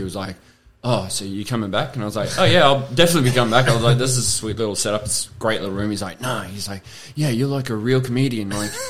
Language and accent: English; Cairns, Queensland, Australia; Yeah, up from Cairns.